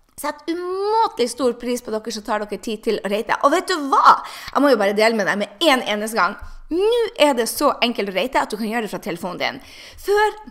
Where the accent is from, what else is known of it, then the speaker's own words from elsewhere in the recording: Norway; now in United States; jeg er jo norsk.